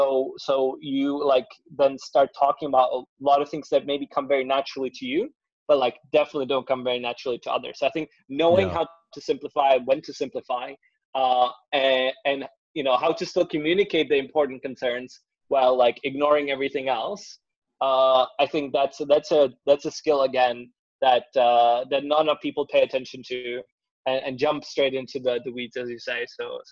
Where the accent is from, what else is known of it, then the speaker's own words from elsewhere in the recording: Prague, Czechia; born there; I mean, yeah, ironically, so I was born in Prague.